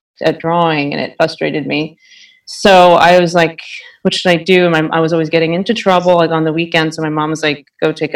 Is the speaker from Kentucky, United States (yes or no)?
no; New York City, New York, United States; I grew up here in New York City.